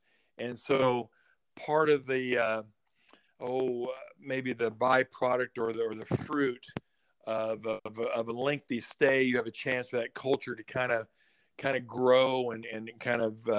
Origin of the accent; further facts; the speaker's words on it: Southern California, United States; moved away; I grew up in Southern California.